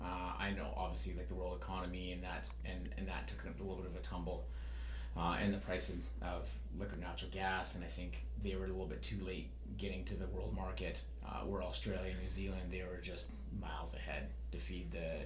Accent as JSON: {"language": "English", "region": "British Columbia", "country": "Canada", "tie": "born or raised there", "said": "I wasn't born in Northern BC, but growing up in Northern BC, I seen a lot of like the rise and fall of like the, you know, logging industry, sort of the forest industry."}